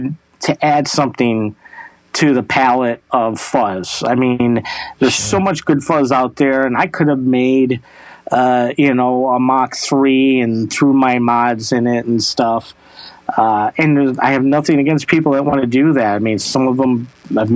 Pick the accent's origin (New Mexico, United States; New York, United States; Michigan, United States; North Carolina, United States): Michigan, United States; Traverse City; But I'm from Traverse City, Michigan, and Traverse City, Michigan is the cherry capital of the world.